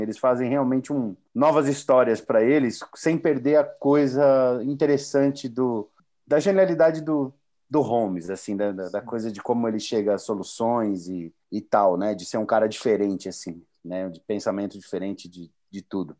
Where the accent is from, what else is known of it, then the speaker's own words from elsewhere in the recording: São Paulo, Brazil; Eu, como paulistano